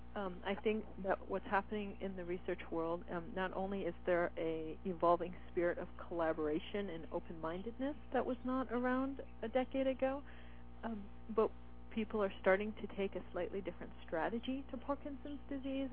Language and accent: English; northern Michigan, United States; now in Seattle, United States; I grew up in northern Michigan.